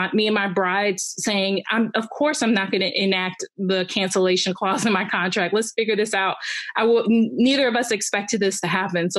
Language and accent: English; Cleveland, Ohio, United States; And then I'm originally from Cleveland, Ohio. So I work out of there too.